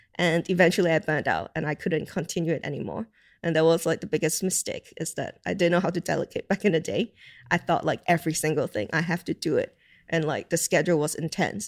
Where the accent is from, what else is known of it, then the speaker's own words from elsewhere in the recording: Hong Kong; now in United Kingdom; growing up in Hong Kong